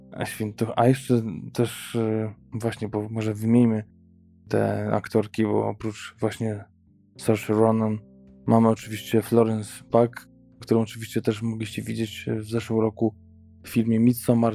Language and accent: Polish; Poland; u nas w Polsce